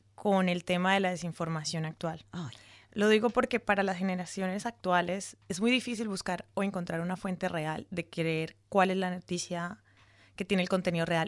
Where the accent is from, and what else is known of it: Colombia